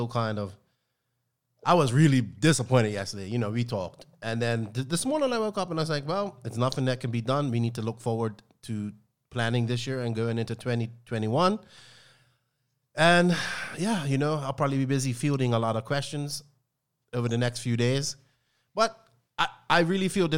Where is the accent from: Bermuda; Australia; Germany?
Bermuda; I am English, but just not English from England. Like, you know, I'm from Bermuda